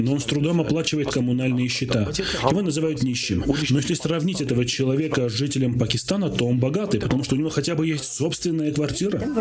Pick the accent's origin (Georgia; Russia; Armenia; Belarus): Armenia